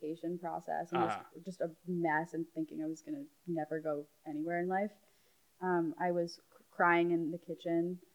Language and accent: English; New York, United States; I grew up in New York. I was born here